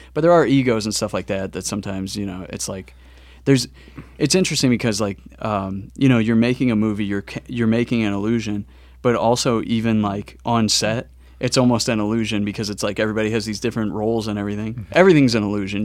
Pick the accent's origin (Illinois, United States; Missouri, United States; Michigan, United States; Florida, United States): Missouri, United States; St. Louis; also born or lived in New York; I was born and raised in St. Louis